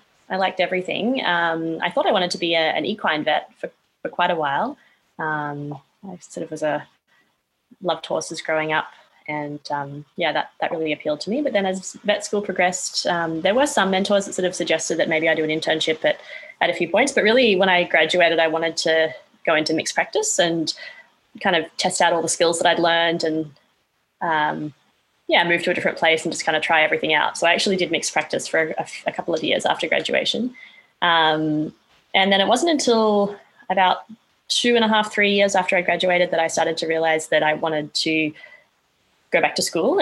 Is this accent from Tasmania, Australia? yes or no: no; Brisbane, Queensland, Australia; moved away as an adult; also born or lived in Canada; I was born and raised in Brisbane, Australia, and spent a brief stint as well in Canada growing up, but mainly in Australia.